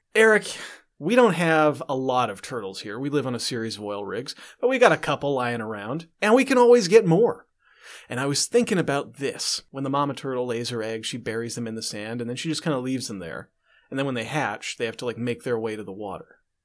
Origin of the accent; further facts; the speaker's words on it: Calgary, Alberta, Canada; I'm from Calgary